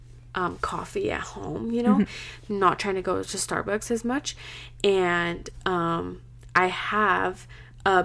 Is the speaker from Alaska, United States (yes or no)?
no; Utah, United States; I'm from Utah